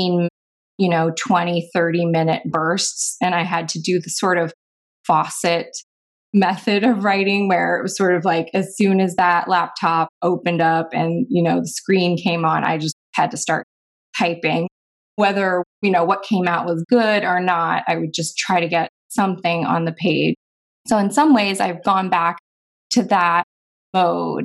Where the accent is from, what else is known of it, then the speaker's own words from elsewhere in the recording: East Coast, United States; now in Oregon, United States; I'm actually from the East Coast, but I'm a West Coast convert.